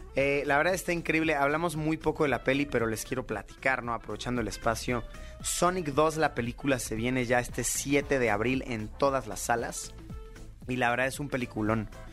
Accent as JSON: {"language": "Spanish", "country": "Mexico", "said": "I'm a YouTuber from Mexico"}